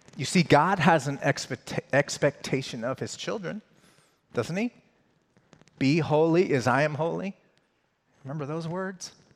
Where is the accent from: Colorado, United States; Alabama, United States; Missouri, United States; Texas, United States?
Colorado, United States; I grew up in Colorado, so I grew up in a Broncos house.